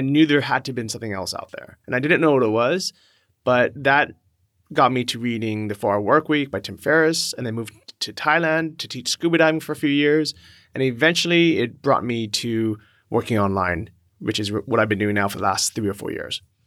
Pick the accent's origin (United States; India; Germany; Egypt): United States; San Francisco, California; moved away as an adult; also born or lived in Los Angeles, United States; I grew up in California and San Francisco